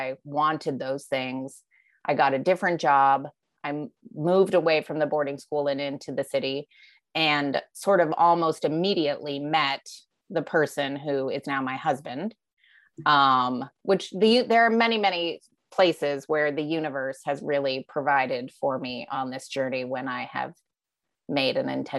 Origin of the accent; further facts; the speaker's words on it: Alaska, United States; also born or lived in Philadelphia; now in Vermont, United States; having grown up in Alaska